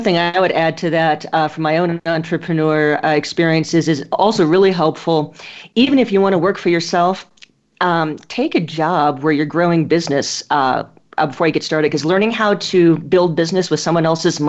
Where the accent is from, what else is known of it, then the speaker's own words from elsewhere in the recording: Silver City, New Mexico, United States; Lots of folks from my hometown, Silver City, New Mexico, are in Tucson